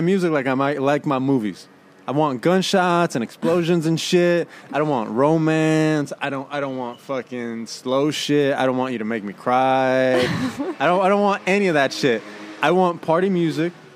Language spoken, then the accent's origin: English; Oakland, California, United States; I'm from Oaktown, East Oakland